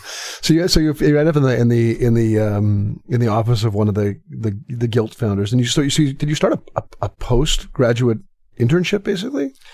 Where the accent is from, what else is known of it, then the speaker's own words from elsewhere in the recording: Canada; I'm Canadian